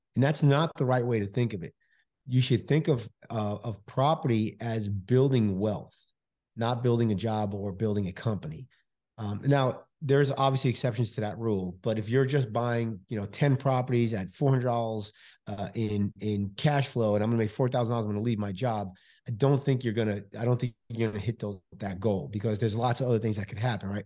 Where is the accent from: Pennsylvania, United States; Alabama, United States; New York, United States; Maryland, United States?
New York, United States; New York City; now in Houston, United States; I'm originally from New York City, Bronx, New York, originally